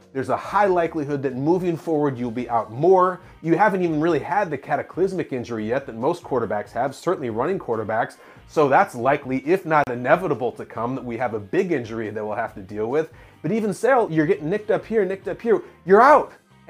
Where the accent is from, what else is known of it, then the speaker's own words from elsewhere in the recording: Chicago suburbs, Illinois, United States; I was growing up in Chicago suburbs